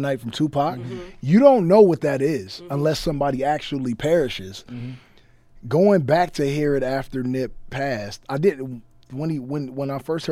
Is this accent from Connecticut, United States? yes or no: no; Compton, California, United States; I'm from Compton